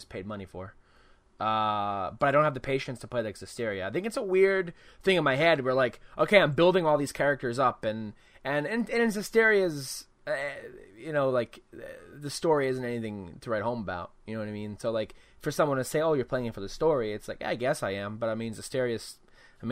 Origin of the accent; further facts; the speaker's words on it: United States; I'm an American